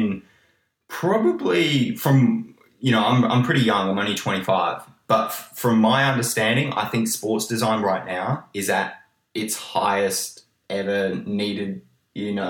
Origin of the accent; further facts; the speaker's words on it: Australia; I'm from Australia